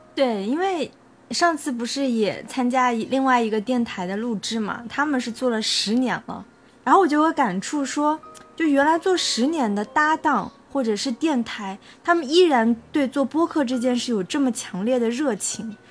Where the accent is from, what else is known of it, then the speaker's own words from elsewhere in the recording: China; 杨就是我们中国人姓杨的那个杨